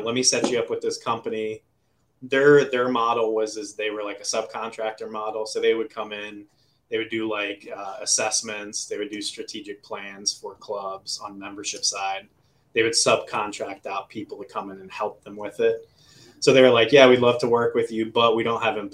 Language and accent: English; Boca Raton, Florida, United States; also born or lived in Boynton Beach, Florida / Deerfield Beach, Florida; now in Northeast Florida, United States; I grew up in South Florida